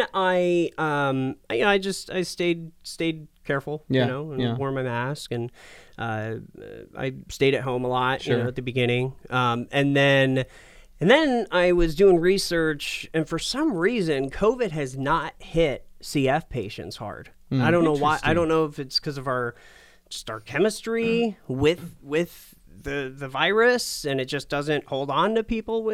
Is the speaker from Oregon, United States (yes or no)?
yes; Portland, Oregon, United States; also born or lived in Asheville, North Carolina / New Mexico / Medford, Oregon; I grew up in Portland, Oregon